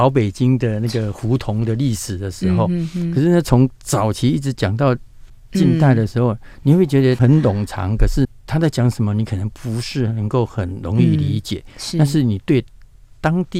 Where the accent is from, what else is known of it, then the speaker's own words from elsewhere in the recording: Taiwan; 所以说我们今天观光，我们台湾人去到大陆，想要找这样一个定点的一个模式，还是有啊。